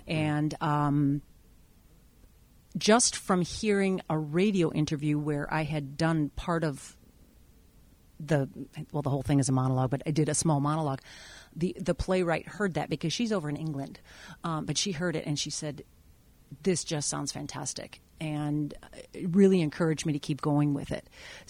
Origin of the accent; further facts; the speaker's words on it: Taiwan; born there; even though I was born in Taiwan.